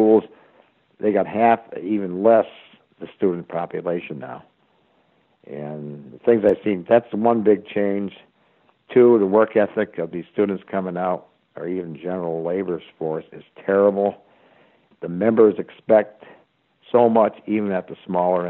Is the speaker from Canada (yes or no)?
no; Easthampton, Massachusetts, United States; I was from Easthampton, Massachusetts